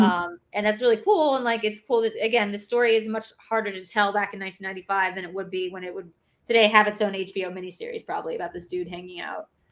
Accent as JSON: {"language": "English", "town": "Newark", "region": "Delaware", "country": "United States", "tie": "born or raised there", "said": "Newark, Delaware, where I grew up"}